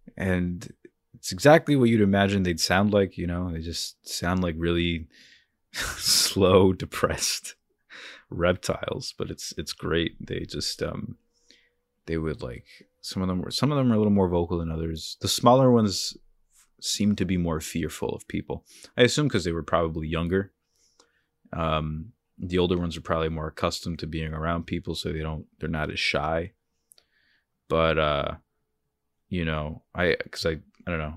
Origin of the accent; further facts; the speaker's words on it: North Bergen, New Jersey, United States; also born or lived in Hoboken, New Jersey; I'm from Jersey. I was born in Hoboken. Uh, I've lived in, uh, a town called North Bergen my whole life